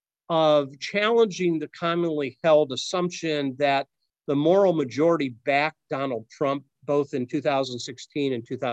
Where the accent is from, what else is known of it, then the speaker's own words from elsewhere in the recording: Akron, Ohio, United States; moved away; my hometown of Akron